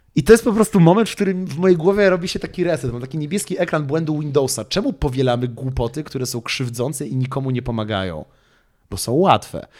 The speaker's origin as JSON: {"language": "Polish", "country": "Poland", "said": "my w Polsce"}